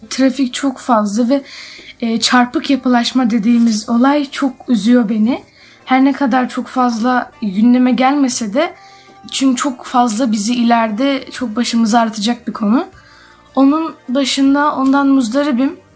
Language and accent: Turkish; Istanbul, Turkey; İstanbul'da doğdum. İstanbulluyum.